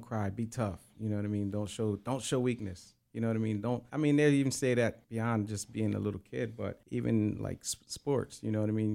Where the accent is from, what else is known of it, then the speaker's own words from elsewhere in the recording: Coatesville, Pennsylvania, United States; also born or lived in Lancaster, Pennsylvania; I was born and raised in Coatesville, Pennsylvania, but uh, I uh, spent most of my life and my adulthood in Lancaster